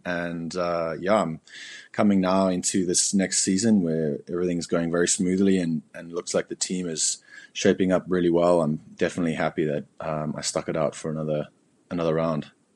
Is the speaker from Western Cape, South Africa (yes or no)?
yes; Cape Town, Western Cape, South Africa; moved away as an adult; also born or lived in Berlin, Germany; my whole life, uh, was growing up in South Africa.